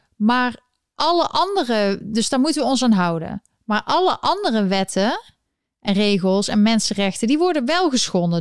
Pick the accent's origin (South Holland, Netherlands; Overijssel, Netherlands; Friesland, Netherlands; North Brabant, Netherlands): North Brabant, Netherlands; Eindhoven; moved away as an adult; now in New York, United States; ik kom uit Eindhoven